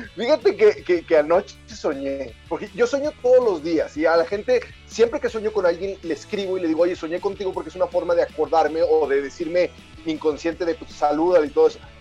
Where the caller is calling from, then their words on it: Guadalajara, Jalisco, Mexico; Saludos desde Guadalajara